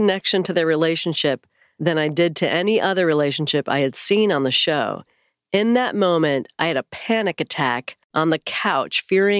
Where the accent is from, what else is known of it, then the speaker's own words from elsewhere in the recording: California, United States; I grew up in Northern California in a church that would describe itself as independent KJV, King James Version.